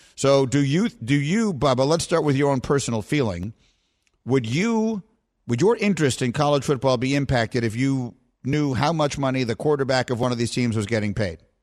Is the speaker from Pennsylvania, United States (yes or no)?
no; New York City, New York, United States; I grew up in Greenwich Village, New York, which in the seventies, when I was growing up there, was probably the most heavily gay neighborhood in the United States